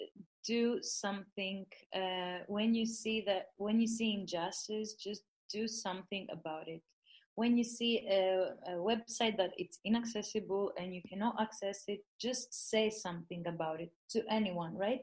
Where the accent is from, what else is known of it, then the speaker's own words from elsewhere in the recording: Greece; now in Germany; I was born in Greece, and you know, I was born and raised in Greece.